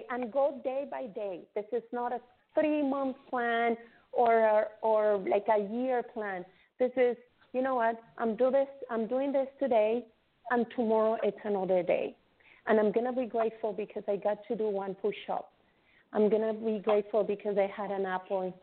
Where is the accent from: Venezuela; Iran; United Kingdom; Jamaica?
Venezuela; now in Canada; I come from Venezuela. I grew up. I came to Canada in 2001, so I have been here for 18 years already